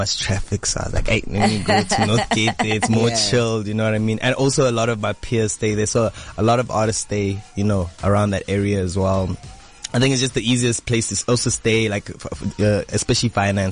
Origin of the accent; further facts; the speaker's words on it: Johannesburg, Gauteng, South Africa; I was born and bred Johannesburg.